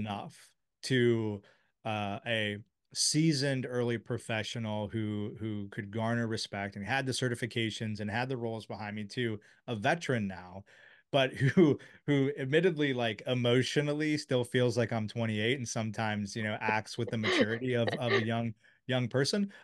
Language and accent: English; Silver Spring, Maryland, United States; I grew up in Silver Spring